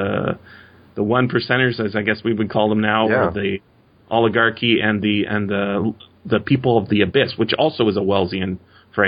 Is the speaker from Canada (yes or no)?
yes; Canada; as a Canadian, we have, my family has been involved in Canadian politics for many decades